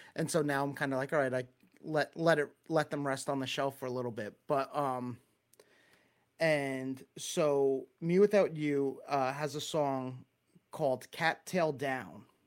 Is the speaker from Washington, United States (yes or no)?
no; Long Island, New York, United States; accent: Long Island; That's a whole lot of Long Island accent